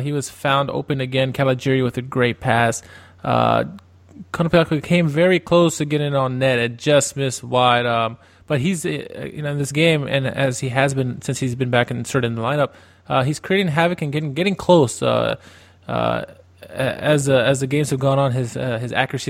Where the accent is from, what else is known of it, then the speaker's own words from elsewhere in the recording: Wheaton, Maryland, United States; I am from Wheaton, Maryland